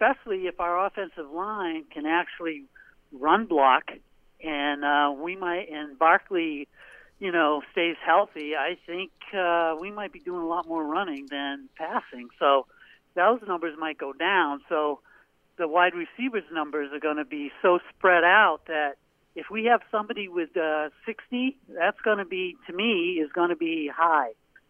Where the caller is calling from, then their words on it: Portland, Maine, United States; Hey, this is …, and I just want to let you, from Portland, Maine